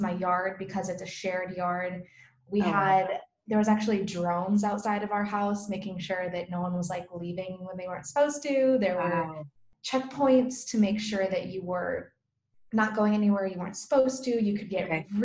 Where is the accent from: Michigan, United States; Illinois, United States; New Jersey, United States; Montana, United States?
Michigan, United States; northern; moved away as an adult; also born or lived in Alamogordo, New Mexico; now in Italy; I'm originally from a really small town in northern Michigan